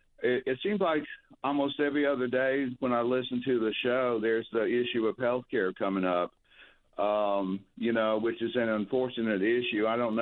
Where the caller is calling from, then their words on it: North Carolina, United States; We're getting the hang of being snowbirds. I'm calling you from North Carolina.